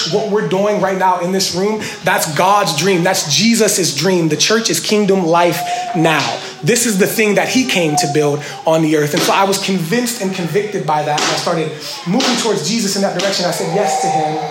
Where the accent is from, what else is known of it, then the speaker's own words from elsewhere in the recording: Washington, Pennsylvania, United States; I grew up in Washington, PA, really poor